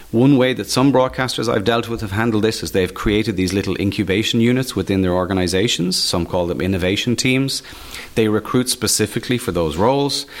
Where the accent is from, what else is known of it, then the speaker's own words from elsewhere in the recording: Waterford, Munster, Ireland; I am Irish. I was born in Waterford. I've basically spent my entire life living in Ireland.